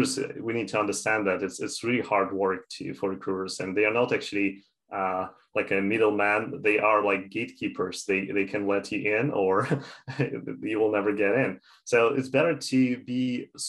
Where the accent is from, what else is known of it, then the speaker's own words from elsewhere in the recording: Canada; also born or lived in Toronto; I'm from Canada, I'm living in Toronto